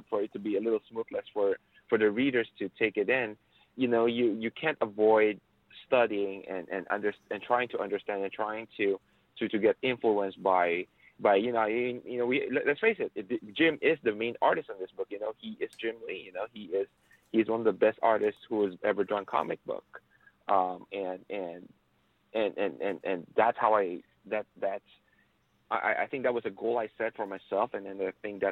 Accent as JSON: {"language": "English", "country": "Philippines", "tie": "born or raised there", "said": "I grew up in the Philippines. Actually, I was born and raised there."}